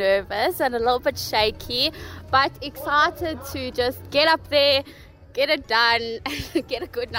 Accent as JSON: {"language": "English", "town": "Durban", "region": "KwaZulu-Natal", "country": "South Africa", "tie": "born or raised there", "moved": "yes", "lives_now": "Pretoria, South Africa", "said": "I'm 24. I grew up in Durban, but I now live in Pretoria."}